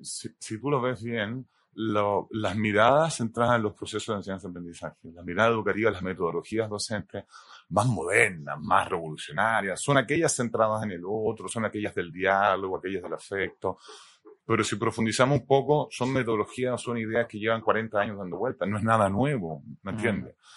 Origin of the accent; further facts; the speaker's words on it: Chile; also born or lived in United States; Yo nací en el 70, eh, viví, nos fuimos a ir a Estados Unidos y volvimos para el golpe de Estado